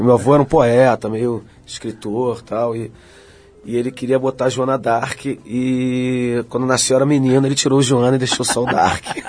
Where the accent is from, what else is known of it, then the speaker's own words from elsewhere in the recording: Rio de Janeiro, Brazil; Eu nasci no subúrbio do Rio, nasci em Madureira